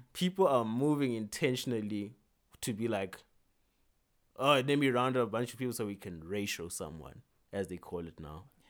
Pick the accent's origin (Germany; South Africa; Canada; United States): South Africa